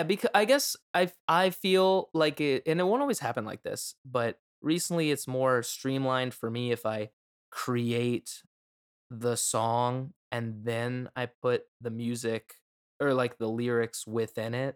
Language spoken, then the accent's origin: English; Florida, United States; I'm from Florida